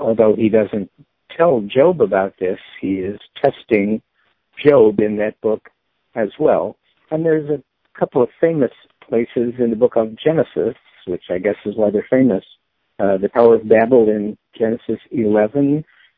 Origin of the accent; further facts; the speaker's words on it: Chicago, Illinois, United States; moved away as an adult; now in Philadelphia, United States; I'm a Chicagoan who lives in Philadelphia now.